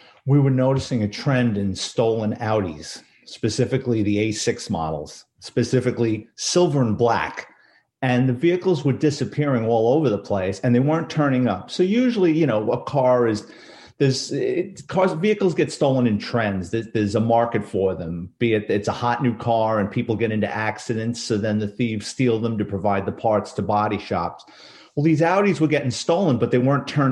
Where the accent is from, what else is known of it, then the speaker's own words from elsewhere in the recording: New York City, New York, United States; I grew up in the Bronx, New York City kid